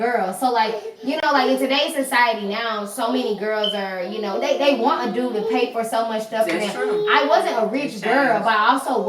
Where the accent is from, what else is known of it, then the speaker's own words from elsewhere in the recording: Mississippi, United States; I'm from Mississippi.